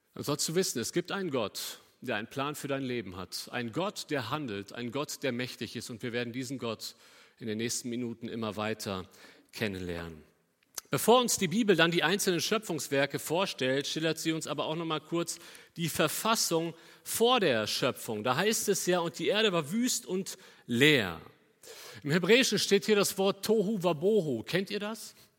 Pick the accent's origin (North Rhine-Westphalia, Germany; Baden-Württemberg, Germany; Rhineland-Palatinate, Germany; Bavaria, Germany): North Rhine-Westphalia, Germany; Cologne; also born or lived in Bünde; nach Köln gucken, da wo ich herkomme.